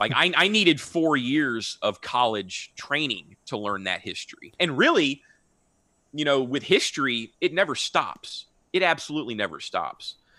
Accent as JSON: {"language": "English", "town": "Houston", "region": "Texas", "country": "United States", "tie": "born or raised there", "also_born_or_lived": "Austin, Texas", "said": "I'm born and raised in Houston, and I've never lived outside of Texas my whole life"}